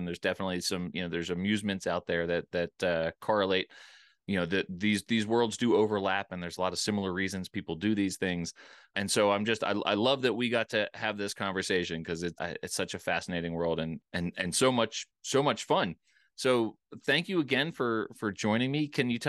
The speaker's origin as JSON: {"language": "English", "region": "Pennsylvania", "country": "United States", "tie": "born or raised there", "said": "I remember, you know, I grew up outside of Philadelphia."}